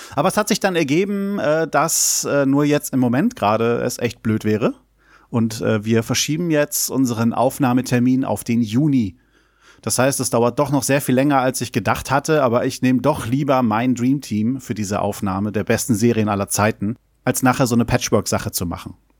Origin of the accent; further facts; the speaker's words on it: Germany; Ecken, die ich natürlich alle kenne, die meine Heimat sind